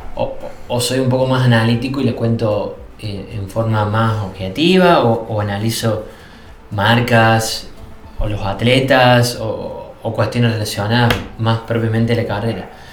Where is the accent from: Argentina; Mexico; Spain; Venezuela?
Argentina; Villa Allende, Córdoba; yo vengo de Córdoba, yo soy villallente que es una ciudad que ya está en las Sierras Chicas